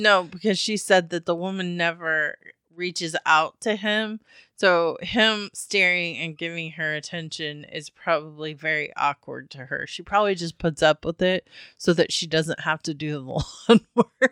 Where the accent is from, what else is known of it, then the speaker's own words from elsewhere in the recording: Midwest, United States; moved away; we're from the Midwest